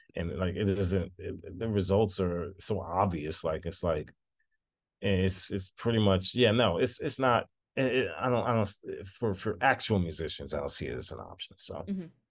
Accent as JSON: {"language": "English", "town": "Dallas", "region": "Texas", "country": "United States", "tie": "born or raised there", "said": "i worked with the dallas symphony um my what's my hometown orchestra"}